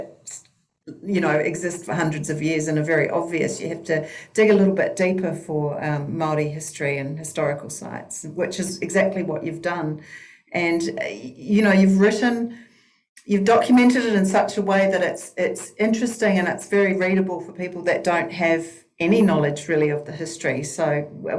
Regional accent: Australia; now in New Zealand; I'm born and bred in Australia

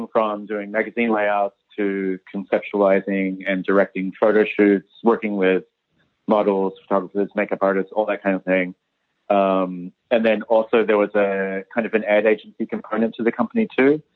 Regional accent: Matamata, Waikato, New Zealand; moved away as an adult; also born or lived in Hamilton / Wellington / Melbourne / New York; I'm originally from Matamata

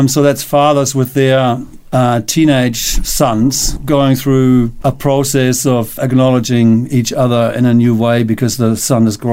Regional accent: Cologne, North Rhine-Westphalia, Germany; moved away as an adult; now in Nelson, Canada; Originally from Germany. I've been here for 35 years

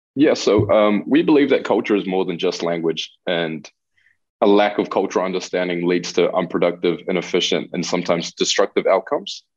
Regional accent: New Zealand; accent: Kiwi; first language Spanish; English is a second language; also born or lived in Chile; I basically did all my schooling in New Zealand, which is why I sound so Kiwi when I speak mm-hmm. English.

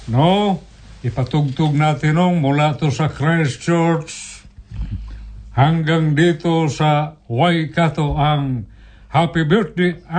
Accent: Philippines; accent: Cebuano; first language Cebuano; Tagalog is a second language; sa aking dialect na Cebuano

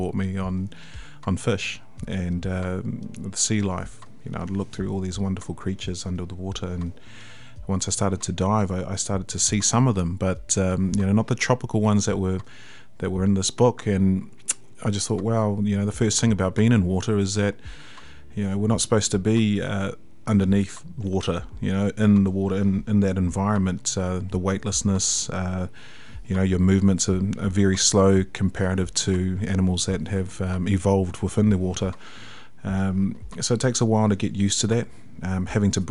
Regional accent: Hamilton, Waikato, New Zealand; also born or lived in Tauranga; born in Tauranga but raised here in Hamilton in the Waikato.

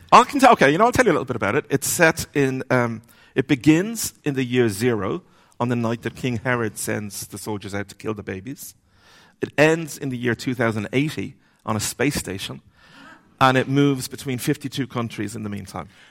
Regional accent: Dublin, Leinster, Ireland; I grew up, where I grew up in Dublin

